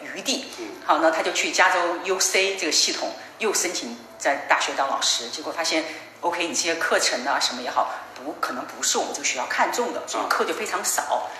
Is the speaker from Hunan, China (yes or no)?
yes; Changde, Hunan, China; moved away; 我曾经带他回我的家乡，也有藏德保卫战